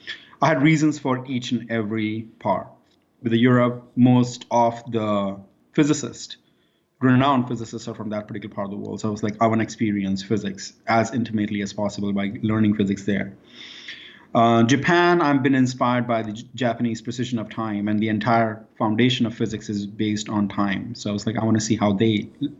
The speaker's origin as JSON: {"language": "English", "town": "Mumbai", "region": "Maharashtra", "country": "India", "tie": "born or raised there", "also_born_or_lived": "Moscow, Idaho", "moved": "as an adult", "said": "growing up in Bombay is almost like growing up in Florida"}